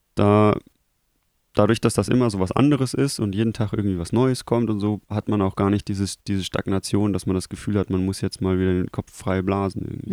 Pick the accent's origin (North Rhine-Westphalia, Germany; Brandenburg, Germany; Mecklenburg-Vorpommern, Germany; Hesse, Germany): North Rhine-Westphalia, Germany; Krefeld; bei uns in Krefeld gab es eine Schule